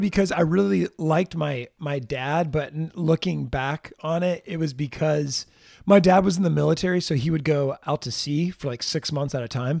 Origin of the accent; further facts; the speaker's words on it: Jacksonville, Florida, United States; I look at Florida as the Jacksonville area as where I was really raised